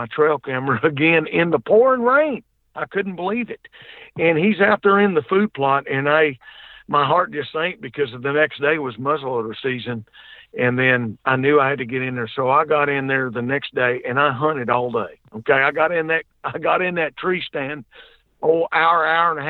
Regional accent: the South, United States; I'm from the South down here. We can't pronounce right most of the time

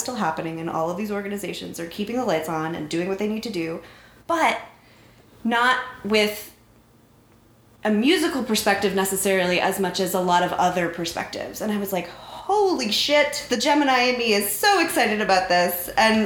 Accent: North Central Florida, United States; in North Central Florida in the early 90s, you would find a really cute little girl

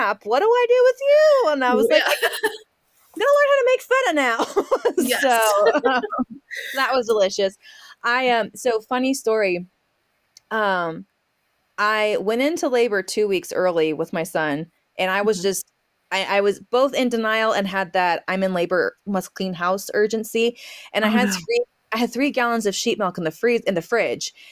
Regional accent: Southwest, United States; also born or lived in Central Kentucky; now in Kentucky, United States; I grew up in the Southwest

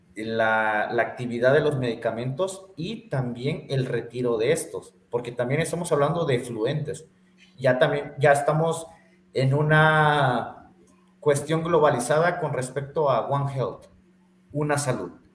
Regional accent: Chiapas, Mexico; now in Bajío, Mexico; Yo soy de Chiapas, tú bien sabes que yo soy sureño, nada más que me, la pinto de que estoy aquí en el Bajío, pero no, yo soy más, yo soy más chiapaneco que el pozol de cacao

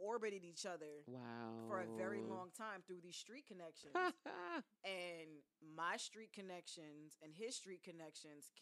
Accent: New York City, New York, United States; moved away; I'm a Brooklyn girl

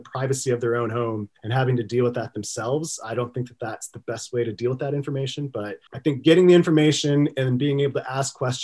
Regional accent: Texas, United States; I'm from Texas

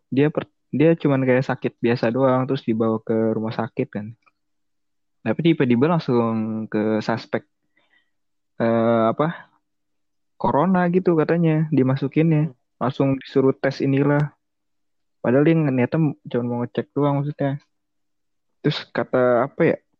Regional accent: Jakarta, Indonesia; Gua orang Jakarta

